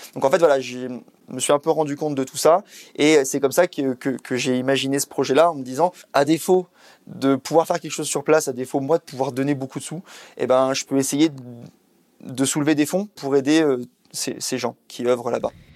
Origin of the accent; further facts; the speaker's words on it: Isère, Auvergne-Rhône-Alpes, France; moved away; je suis originaire de l'Isère